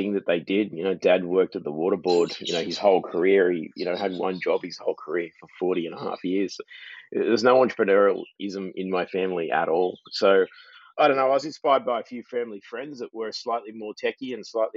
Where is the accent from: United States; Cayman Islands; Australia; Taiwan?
Australia; Sydney, New South Wales; moved away as an adult; also born or lived in Southern Highlands, New South Wales / Goulburn, New South Wales; now in Melbourne, Australia; born and bred in Sydney. April and I both grew up in Sydney